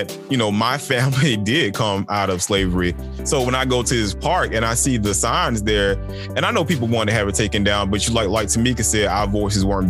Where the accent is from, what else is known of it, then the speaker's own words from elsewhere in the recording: Macon, Georgia, United States; both of us from Macon